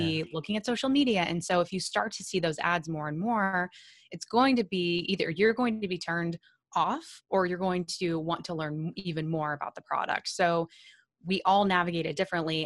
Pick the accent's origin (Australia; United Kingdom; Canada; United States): United States; Sullivan, Illinois; I'm from the middle of nowhere in Illinois, very, very small town called Sullivan.